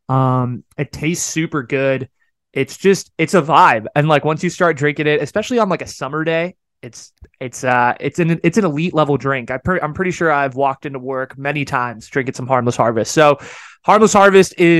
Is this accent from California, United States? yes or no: yes; Bay Area, California, United States; We're all from the Bay here. We're all, you know, big Bay Area guys.